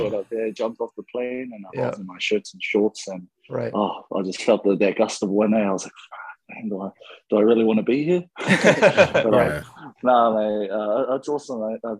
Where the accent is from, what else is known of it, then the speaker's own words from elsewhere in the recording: Pangaru, Northland, New Zealand; now in Auckland, New Zealand; but I'm currently living in Auckland. Auckland's probably one of the biggest cities in New Zealand, but I grew up in a small little rural area called Pangaru. It's like, it's probably about, I don't know, like 50 to 100 people living there.